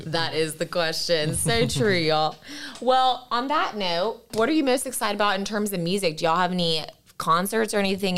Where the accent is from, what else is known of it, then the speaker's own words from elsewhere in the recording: Raleigh, North Carolina, United States; also born or lived in Boone, North Carolina; I'm a native to North Carolina. I am from Raleigh, so not too far away